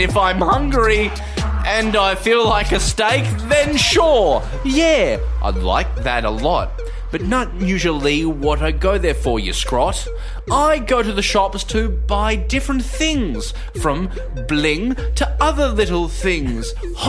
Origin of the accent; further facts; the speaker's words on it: South Africa; Mark, I'm from South Africa.